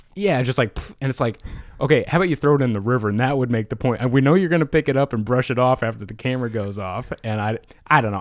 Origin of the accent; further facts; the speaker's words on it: Indiana, United States; I am from Indiana, the United States